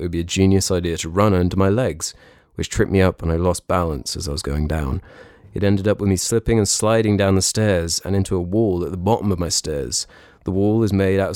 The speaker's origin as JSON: {"language": "English", "country": "United Kingdom", "said": "I feel like I'm a British traitor."}